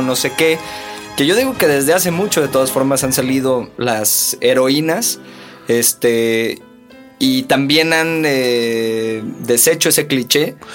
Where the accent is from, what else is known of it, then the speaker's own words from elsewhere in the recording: Veracruz, Mexico; Yo soy de Veracruz